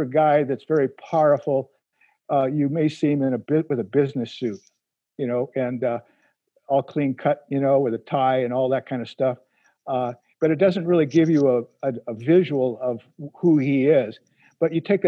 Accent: United States; Being an American

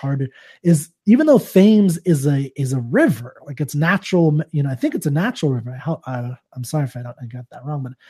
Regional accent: Fremont, California, United States; moved away; also born or lived in Denver; I'm from Fremont, California. It's Northern California

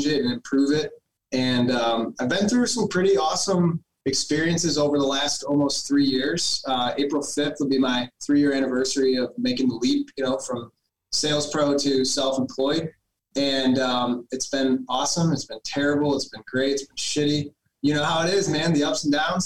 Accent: Cleveland, Ohio, United States; I come from Cleveland, Ohio

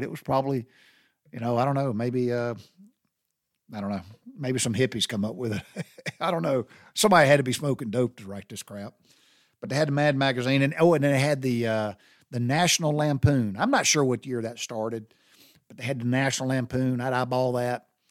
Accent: Butler, Georgia, United States; I grew up in Taylor County, I grew up in Butler, Georgia

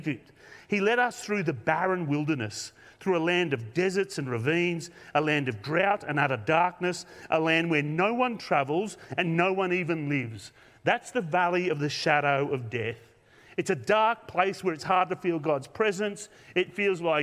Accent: Australia; from Australia

